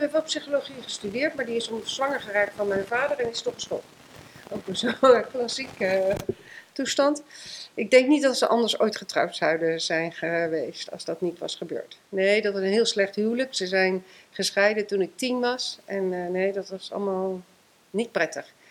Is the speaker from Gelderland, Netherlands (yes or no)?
yes; Eefde, Gelderland, Netherlands; ik ben geboren in Eefte, dat ligt bij Gorsel, vlak ehm, vlakbij Zutphen